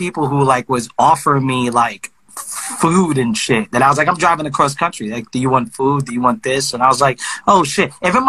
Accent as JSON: {"language": "English", "town": "Brooklyn", "region": "New York", "country": "United States", "said": "Well, I'm from Brooklyn."}